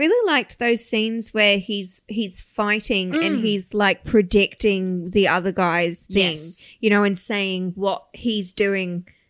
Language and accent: English; Australia; we're Australian and we love an underdog